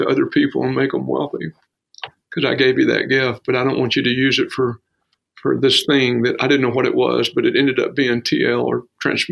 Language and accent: English; Texas, United States; being born and raised in Texas